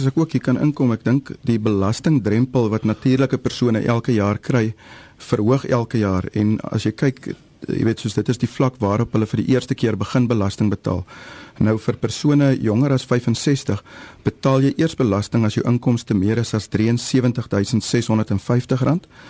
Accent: George, Western Cape, South Africa; Ek is van George

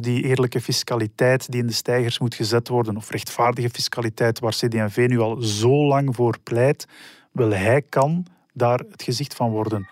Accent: Schoten, Flanders, Belgium; Ik kom uit Schoten, eh, waar ik altijd gewoond heb

